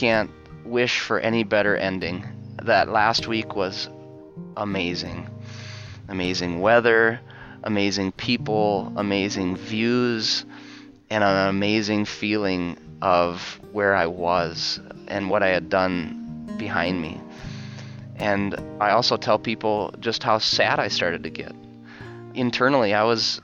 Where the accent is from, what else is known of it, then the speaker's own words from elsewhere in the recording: Fergus Falls, Minnesota, United States; also born or lived in Fargo, North Dakota; I found a teaching position down in my hometown, Fergus Falls, Minnesota, and I am teaching there now